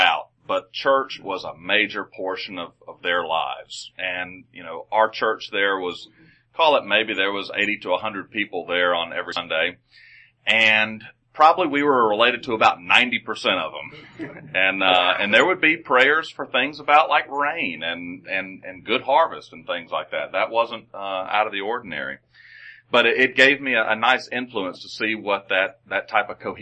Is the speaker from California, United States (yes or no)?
no; Gainesville, Georgia, United States; also born or lived in Dawson County, Georgia; I grew up in Dawson County, Georgia, just up 400 here, but I went to school at Gainesville City Schools from the time I was in first grade until I graduated as a red elephant in 12th grade